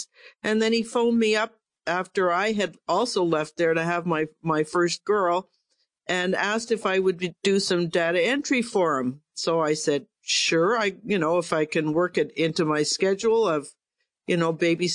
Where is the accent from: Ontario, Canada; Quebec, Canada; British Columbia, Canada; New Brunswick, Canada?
Quebec, Canada; outside Montreal; I grew up outside Montreal on a, I guess you'd call it a hobby farm of about 20 acres